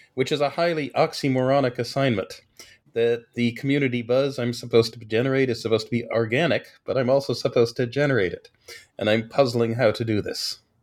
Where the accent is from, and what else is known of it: Washington, District of Columbia, United States; born or raised there